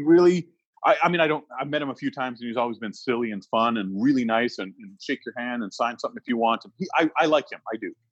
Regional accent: Canada; So even if somebody was a Trump fan, as a Canadian, that's a human being.

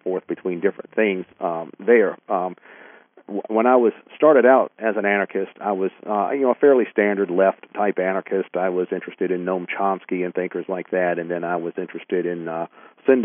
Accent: United States; I grew up in the United States.

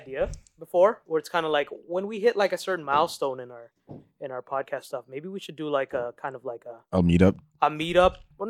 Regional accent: Toronto, Ontario, Canada; we're from Toronto

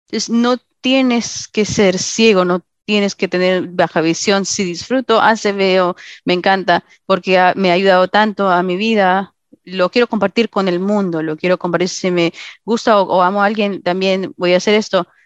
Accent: Arizona, United States; Eh, me voy a mudar. Soy de Arizona a Tennessee eh, al final de abril

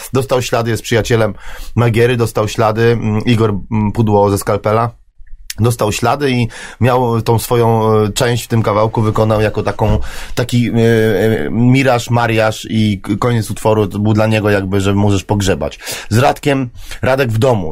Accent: Poland; my jesteśmy raperzy z Polski

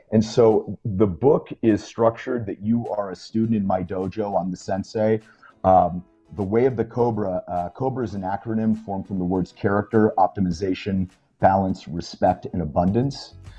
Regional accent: Pennsylvania, United States; my little hometown of Pennsylvania

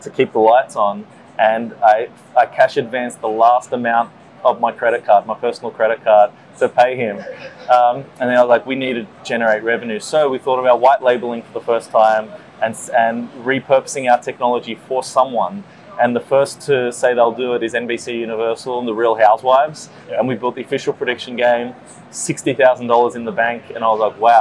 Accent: just south of Sydney, New South Wales, Australia; moved away as an adult; also born or lived in New York, United States; now in North America; So I grew up in Australia, just south of Sydney

